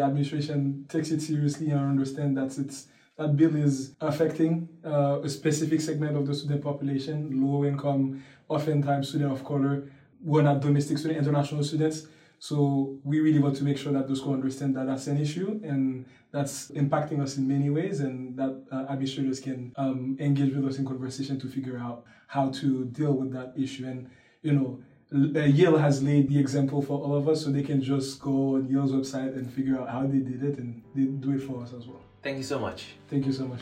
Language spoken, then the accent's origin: English; Port-au-Prince, Ouest, Haiti; moved away as an adult; now in Princeton, United States; I was born and raised in Port au Prince, Haiti